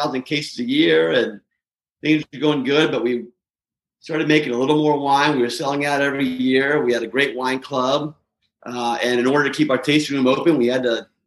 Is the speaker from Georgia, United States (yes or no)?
yes; Atlanta, Georgia, United States; moved away as an adult; also born or lived in Seattle, Washington; now in Walla Walla, United States; I grew up in Atlanta, Georgia, and so I went back home when I got out of the Navy